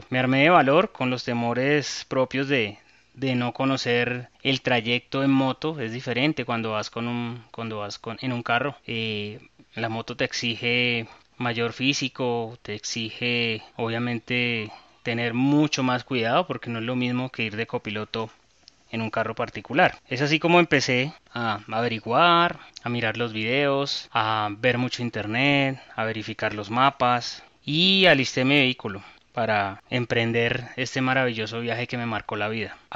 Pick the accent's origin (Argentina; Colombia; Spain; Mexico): Colombia; Santa Marta, Magdalena; Eh, había ido a Santa Marta anteriormente en avión, en carro particular, en bus y siempre para mí ha sido muy grato estar en mi tierr